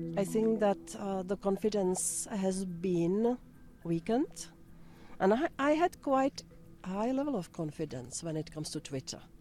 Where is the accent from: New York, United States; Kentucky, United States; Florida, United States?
Florida, United States; I'm from Florida